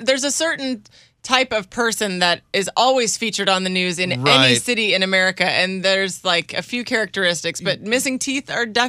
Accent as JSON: {"language": "English", "town": "St. Louis", "region": "Missouri", "country": "United States", "said": "I'm from St. Louis."}